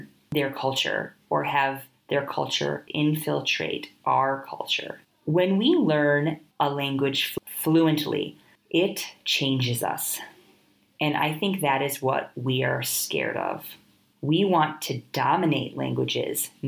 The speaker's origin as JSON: {"language": "English", "region": "Midwestern United States", "country": "United States", "tie": "born or raised there", "first_language": "English", "moved": "as an adult", "lives_now": "India", "said": "My husband was born and raised in India, myself in the Midwestern United States."}